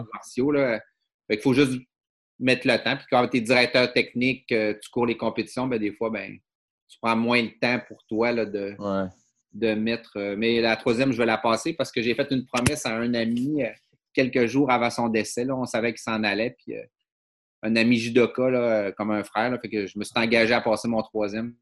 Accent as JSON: {"language": "French", "town": "Dolbeau-Mistassini", "region": "Quebec", "country": "Canada", "tie": "born or raised there", "moved": "yes", "said": "je suis un gars du euh, Lac-Saint-Jean"}